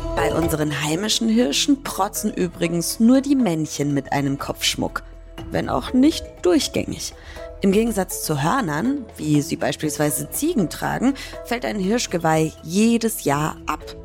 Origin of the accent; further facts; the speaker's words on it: Franconia, Bavaria, Germany; moved away; Ich komme ja ursprünglich aus Bayern. Und da in Franken, wo ich herkomme, der Region